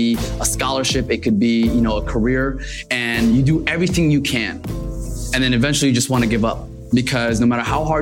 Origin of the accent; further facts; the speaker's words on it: Paterson, New Jersey, United States; also born or lived in Mecca, Saudi Arabia; I actually grew up in Paterson, New